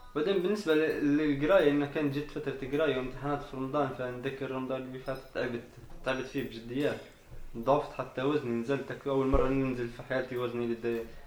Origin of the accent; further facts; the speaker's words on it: Tripoli, Tripoli District, Libya; moved away as an adult; now in Italy; أنا من طرابلس